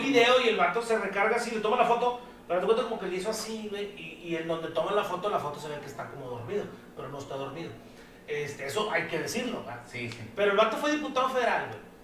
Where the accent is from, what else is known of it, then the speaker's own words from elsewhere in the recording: Mexico; como malos mexicanos que somos